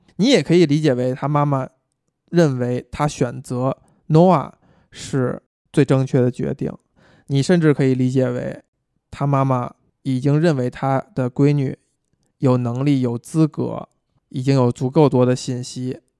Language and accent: Chinese; China; 我们中国人很熟悉的情节